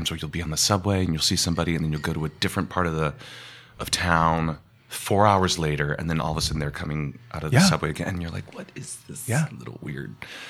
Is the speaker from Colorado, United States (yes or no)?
yes; Colorado, United States; now in New York City, United States; I'm from Colorado originally